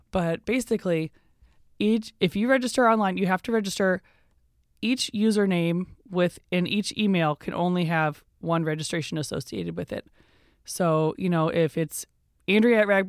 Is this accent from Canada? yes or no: no; Iowa City, Iowa, United States; moved away; I am from the Iowa City, Coralville area